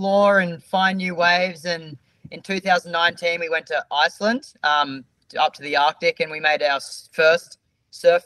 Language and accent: English; Australia; we're surfers from Australia